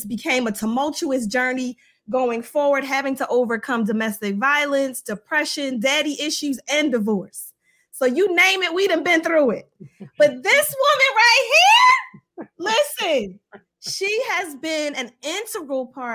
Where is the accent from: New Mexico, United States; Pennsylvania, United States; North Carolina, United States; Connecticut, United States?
Pennsylvania, United States; Philadelphia; moved away as an adult; now in Baltimore, United States; I'm originally from Philadelphia